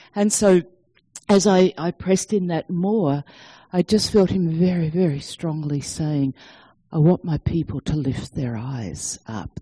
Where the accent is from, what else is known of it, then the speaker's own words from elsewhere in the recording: Sydney, New South Wales, Australia; moved away as an adult; now in Denver, United States; our accent doesn't sound like American. So, we, yes, we are from Sydney, Australia, but we are now living in Colorado and Denver